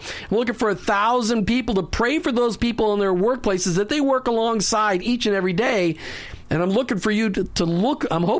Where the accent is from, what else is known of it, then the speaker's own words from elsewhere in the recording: Minneapolis, Minnesota, United States; now in Tampa, United States; I grew up in Minneapolis.